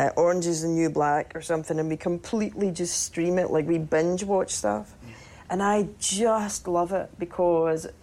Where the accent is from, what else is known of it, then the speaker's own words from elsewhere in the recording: Cumbernauld, Scotland, United Kingdom; moved away; I'm from Cumbernauld